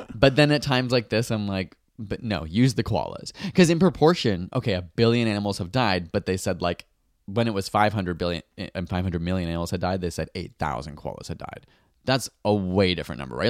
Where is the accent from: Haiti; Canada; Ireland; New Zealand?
Canada; as a Canadian, I'm a Canadian.